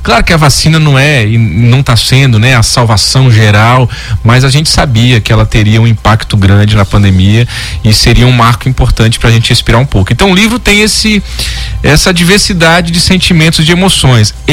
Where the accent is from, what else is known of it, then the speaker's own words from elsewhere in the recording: Teresina, Piauí, Brazil; eu fui para Teresina, minha cidade natal, onde eu nasci, lancei lá também com os familiares